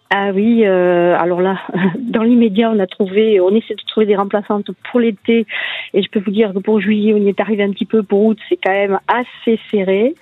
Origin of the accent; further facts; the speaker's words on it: Tarn-et-Garonne, Occitania, France; chez nous, dans le Tarn-et-Garonne